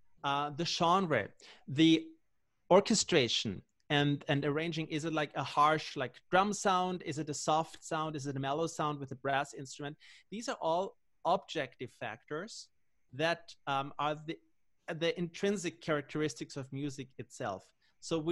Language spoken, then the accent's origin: English; Austria; I'm from Austria